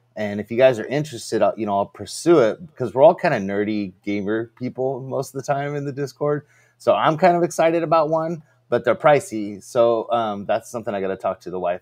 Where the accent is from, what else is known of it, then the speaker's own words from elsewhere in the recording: California, United States; I'm from California, which is a dry heat